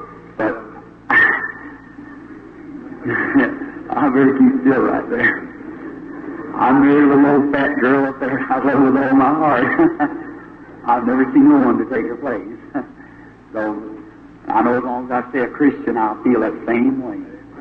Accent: Jeffersonville, Indiana, United States; my hometown in Jeffersonville

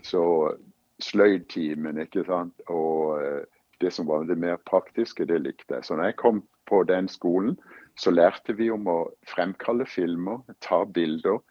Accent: Kristiansand, Agder, Norway; moved away as an adult; now in United States; når jeg vokste opp i Kristiansand

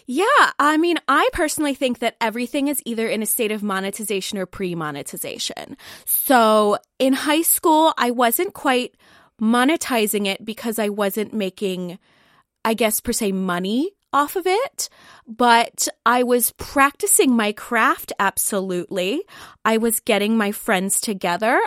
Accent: Columbus, Ohio, United States; I am from Columbus, uh, Columbus, Ohio, um, not any of the other Columbuses

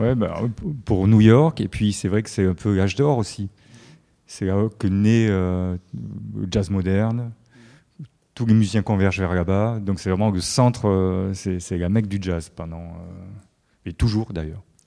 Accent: Marseille, Provence-Alpes-Côte d'Azur, France; je suis de Marseille

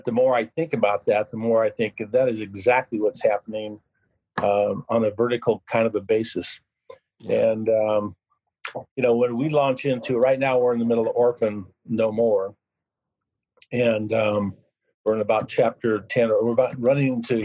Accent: Yakima, Washington, United States; also born or lived in Seattle, Washington / Sun Valley, Idaho; I'm originally from Yakima

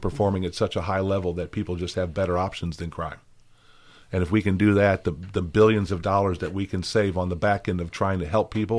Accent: St. Louis, Missouri, United States; moved away as an adult; also born or lived in Wisconsin; now in Tennessee, United States; I grew up in St. Louis, Missouri.

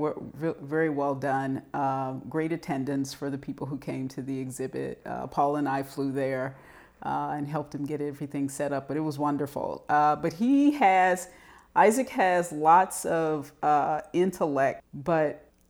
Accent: Texas, United States; moved away as an adult; also born or lived in Ann Arbor, Michigan / Georgia / Stanford, California; now in Arizona, United States; I'm originally from Texas

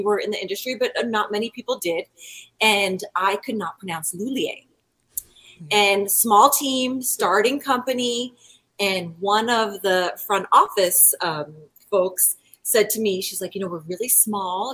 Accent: East Coast, United States; moved away as an adult; I am from the East Coast

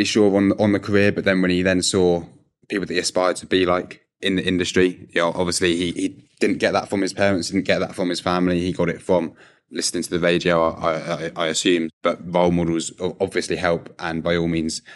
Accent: Berkshire, South East England, United Kingdom; I'm 21 and I'm from Berkshire.

